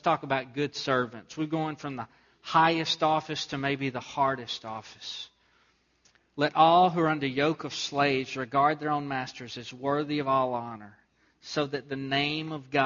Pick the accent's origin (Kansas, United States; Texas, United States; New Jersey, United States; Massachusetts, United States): Texas, United States; Southeast; moved away; where I grew up in Southeast Texas